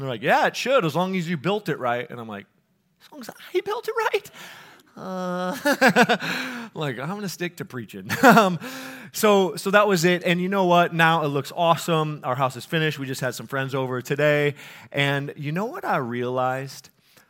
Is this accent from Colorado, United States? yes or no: yes; Colorado, United States; now in Minnesota, United States; Like, I'm not from the Midwest, and I was a little bit scared about the weather, you know. And people are like, what, it's cold in, you know, Colorado? I'm like, yeah, but we have mountains there, so it, like, makes sense that it's cold.